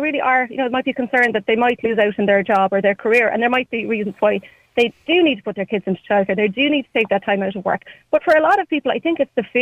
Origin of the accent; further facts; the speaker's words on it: Ireland; as Irish people